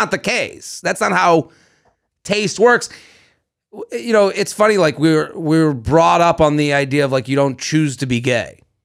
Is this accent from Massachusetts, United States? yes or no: yes; Boston, Massachusetts, United States; We're from Boston